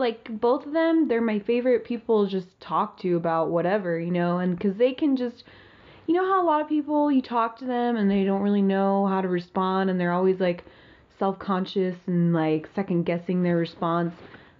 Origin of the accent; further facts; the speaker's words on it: Ohio, United States; I was raised in Ohio